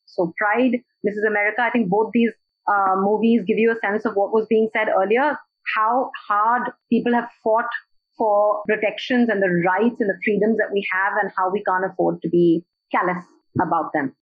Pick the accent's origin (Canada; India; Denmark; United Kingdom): India; Kolkata, West Bengal; I'm from Calcutta